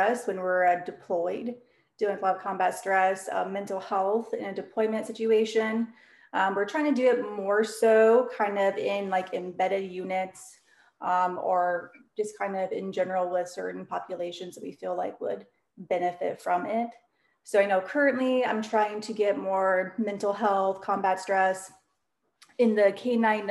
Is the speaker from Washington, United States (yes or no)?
no; Nebraska, United States; moved away; I'm originally from Nebraska.